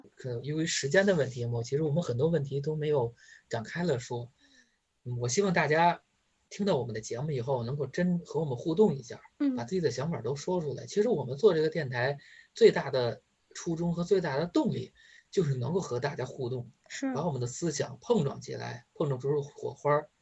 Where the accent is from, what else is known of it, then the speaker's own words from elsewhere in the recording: China; 我们中国人民